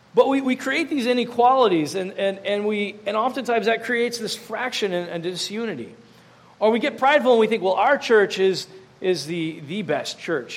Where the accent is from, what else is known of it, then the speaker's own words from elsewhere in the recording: United States; as good American Christians